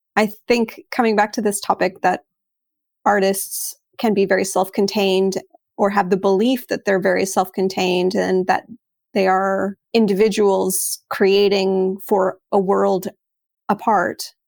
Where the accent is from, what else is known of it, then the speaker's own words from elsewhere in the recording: Texas, United States; moved away as an adult; also born or lived in Sydney, Australia / Prague, Czech Republic; now in Netherlands; I'm originally from Texas, and I grew up most of my life in Texas, aside from living in Sydney as a kid with my family.